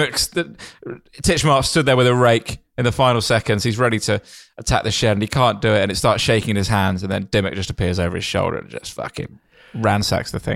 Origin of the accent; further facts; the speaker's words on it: Kent, South East England, United Kingdom; when I was growing up in Kent